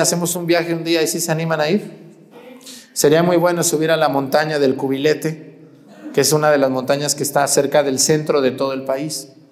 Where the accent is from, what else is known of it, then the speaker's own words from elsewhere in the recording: Mexticacán, Jalisco, Mexico; moved away; Yo donde nací, Mesticacán, un pueblo donde la cristera fue algo muy fuerte